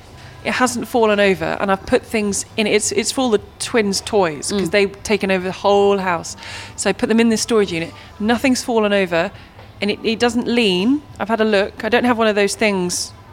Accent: Minnesota, United States; Growing up in Minnesota, it was channel changer, clicker, or remote, interchangeably.

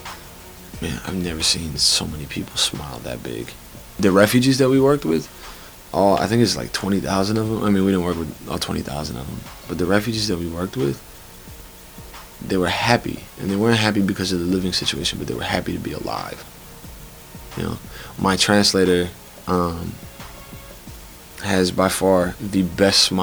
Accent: Chicago, Illinois, United States; moved away as an adult; now in Stanford, United States; I'm from Chicago, Illinois, Chicago proper.

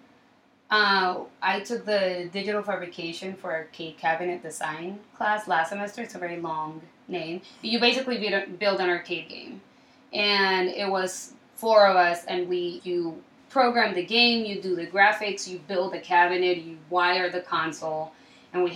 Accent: Colombia; also born or lived in Miami / Chicago; now in New York, United States; So I'm originally from Colombia. I was born and raised in Colombia, and I moved to Miami for around 9 years

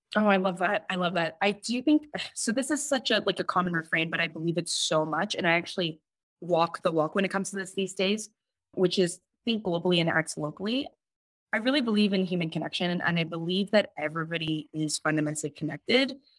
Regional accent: Toronto, Ontario, Canada; I'm somebody who is born and raised in Scarborough, who's a child of Hong Kong immigrants

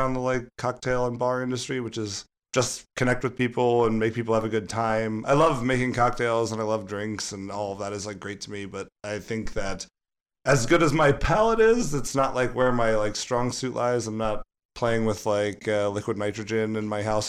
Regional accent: Baltimore, Maryland, United States; moved away as an adult; I'm from Baltimore originally. Moved here when I was 21

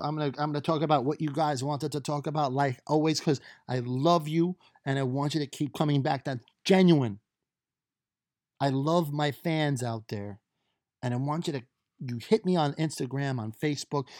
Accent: New York, United States; I'm from New York

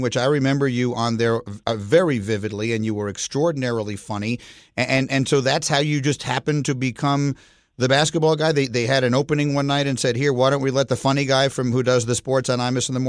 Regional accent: New York City, New York, United States; moved away as an adult; also born or lived in Chicago; I grew up in New York City, but then I went to college outside of Chicago

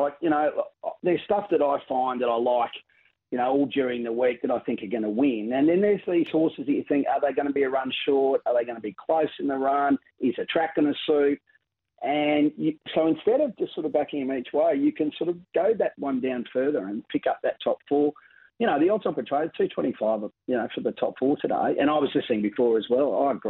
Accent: Queensland, Australia; We've just had a great week here in Sydney, being a Queenslander.

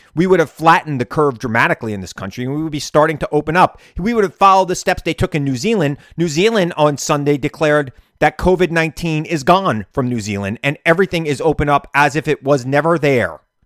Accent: New York, United States; As a New Yorker

